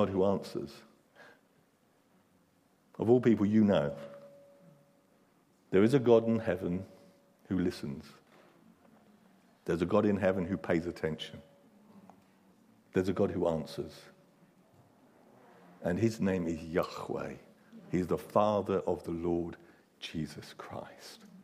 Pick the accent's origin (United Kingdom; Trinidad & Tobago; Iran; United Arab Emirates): United Kingdom; England; we're English